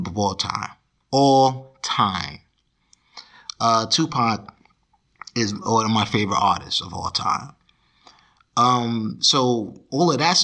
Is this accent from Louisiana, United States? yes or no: no; Jersey City, New Jersey, United States; I'm a guy from Jersey City, New Jersey